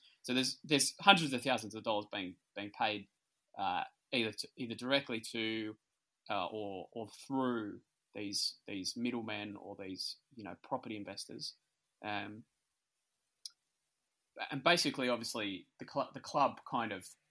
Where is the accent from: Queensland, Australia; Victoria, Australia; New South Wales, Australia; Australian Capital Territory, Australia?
Australian Capital Territory, Australia; Canberra; I grew up in Canberra